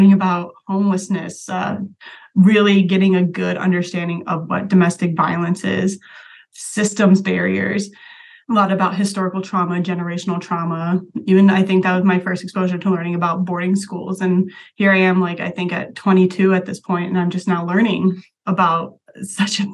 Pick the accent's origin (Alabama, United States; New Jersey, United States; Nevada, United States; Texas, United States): Nevada, United States; Las Vegas; moved away as an adult; also born or lived in Greencastle, Indiana; I was actually born and raised in Las Vegas